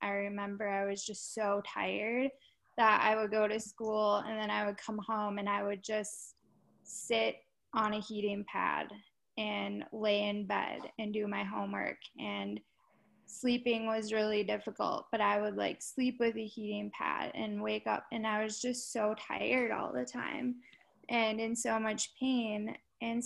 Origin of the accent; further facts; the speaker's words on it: Minnesota, United States; I was born in Minnesota